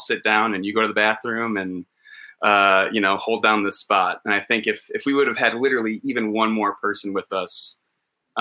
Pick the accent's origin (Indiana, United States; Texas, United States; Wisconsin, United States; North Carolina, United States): Wisconsin, United States; moved away as an adult; now in Los Angeles, United States; We're from Wisconsin.